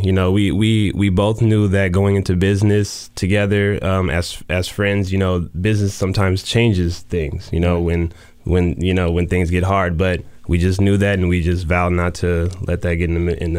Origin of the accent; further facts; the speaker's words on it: Los Angeles, California, United States; also born or lived in Atlanta / New Jersey; I was born and raised in Los Angeles, California. You know, spent most of my life there. Traveled a little bit around, lived in a few different places, Atlanta, New Jersey, you know, of course, L.A.